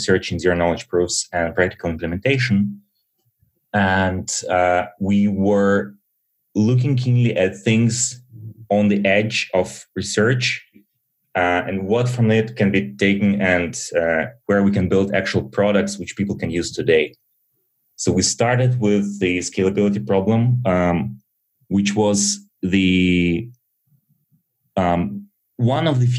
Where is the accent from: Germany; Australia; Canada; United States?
Germany; Berlin; also born or lived in Soviet Union; I was born in Soviet Union and immigrated to Germany early with my parents